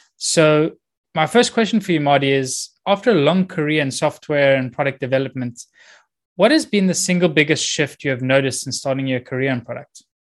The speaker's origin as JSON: {"language": "English", "country": "South Africa", "tie": "born or raised there", "also_born_or_lived": "Copenhagen / Boulder, Colorado", "moved": "yes", "lives_now": "Cyprus", "said": "I grew up in South Africa. I've been living in Cyprus for the last eighteen, nineteen years now"}